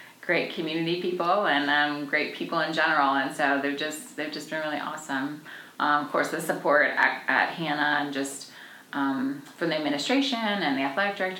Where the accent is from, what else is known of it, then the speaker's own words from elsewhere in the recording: Washington, D.C. area, Maryland, United States; moved away as an adult; also born or lived in Connecticut / Clemson, South Carolina; now in Anderson, United States; I'm from Washington, D.C. area, from Maryland